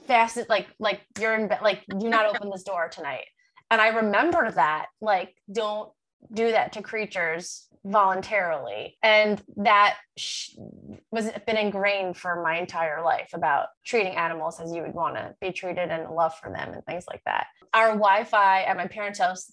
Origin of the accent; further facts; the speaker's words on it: Long Island, New York, United States; moved away; I'm from Long Island